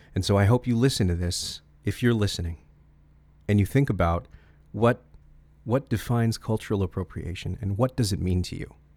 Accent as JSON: {"language": "English", "region": "Connecticut", "country": "United States", "tie": "born or raised there", "said": "I grew up in Connecticut"}